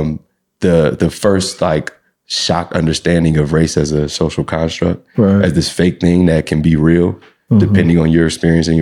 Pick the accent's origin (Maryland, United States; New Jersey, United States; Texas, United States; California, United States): New Jersey, United States; Asbury Park; moved away as an adult; also born or lived in Michigan / Sacramento; now in San Francisco, United States; I'm from originally from New Jersey